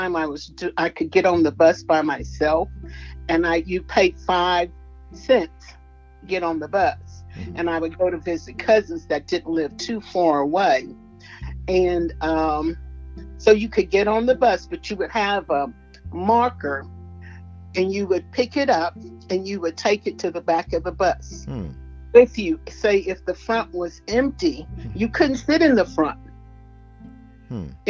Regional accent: New Orleans, Louisiana, United States; moved away as an adult; now in Memphis, United States; I am from New Orleans, Louisiana.

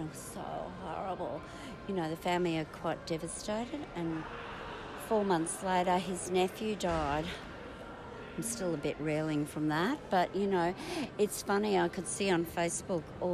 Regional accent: Brisbane, Queensland, Australia; also born or lived in Sydney / Sandgate; I was born in Sydney. Mum's from Newcastle. And then we moved up to Queensland. And we lived at Sandgate for quite a while. And then we moved to Nala, which is one of those interesting socio-economic places. And that was really a great place to grow up

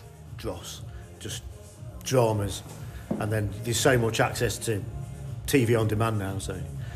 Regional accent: Coalville, East Midlands, United Kingdom; accent: Midlands; I'm from Colville in Leicestershire.

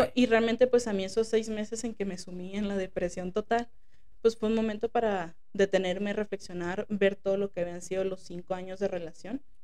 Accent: Mexico; como sociedad mexicana

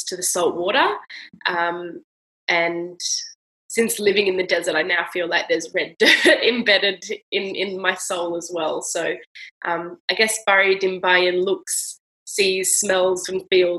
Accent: Australia; I'm from Australia

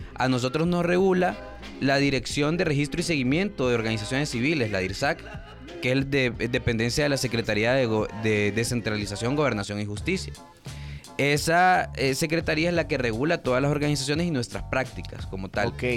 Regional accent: Honduras; como todo hondureño

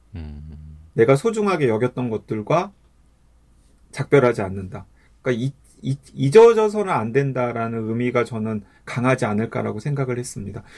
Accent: South Jeolla, South Korea; 제가 전라남도에서 태어나서 태어 자라긴 했지만은

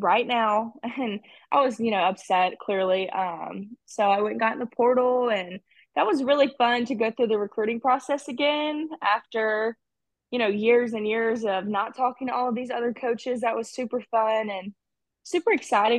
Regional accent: Alabama, United States; That was my home state.

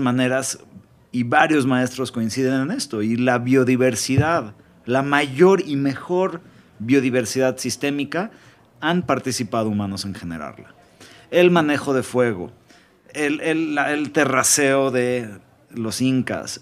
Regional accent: Mexico; porque soy mexicano.

